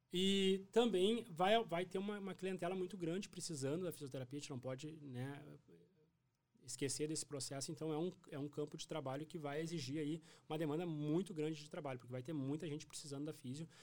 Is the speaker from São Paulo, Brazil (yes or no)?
no; Cachoeira do Sul, Rio Grande do Sul, Brazil; moved away as an adult; also born or lived in Porto Alegre; now in Santa Maria, Brazil; eu sou natural de Cachoeira do Sul